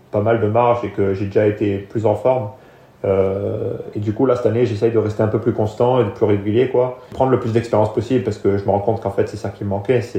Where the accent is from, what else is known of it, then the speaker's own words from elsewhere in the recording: France; De toute façon, la, la France, c'est là où j'ai grandi et c'est là où c'est pour l'instant ceux qui m'ont apporté le plus dans le sport